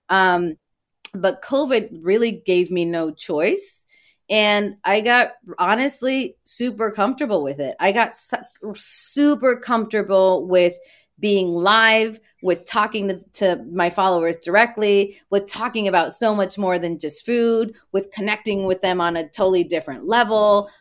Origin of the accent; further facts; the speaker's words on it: Tijuana, Baja California, Mexico; I'm the kid from Tijuana. I would cross the border every day.